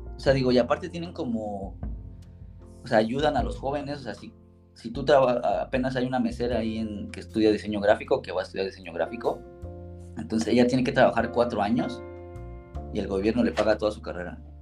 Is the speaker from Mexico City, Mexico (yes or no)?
yes; Mexico City, Mexico; moved away as an adult; also born or lived in Chicago, United States; now in Innsbruck, Austria; soy chilangote, soy de la costada Madero, soy barrio